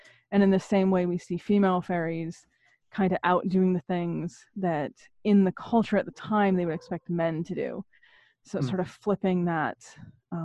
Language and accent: English; Maine, United States; now in southeast New England, United States; I was born in Maine originally